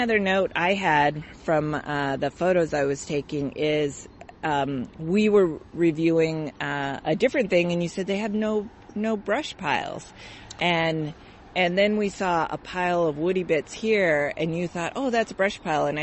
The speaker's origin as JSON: {"language": "English", "town": "Seattle", "region": "Washington", "country": "United States", "tie": "born or raised there", "said": "Growing up in the Seattle area"}